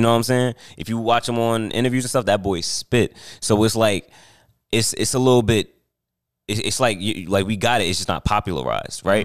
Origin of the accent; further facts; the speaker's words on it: New Jersey, United States; I'm from New Jersey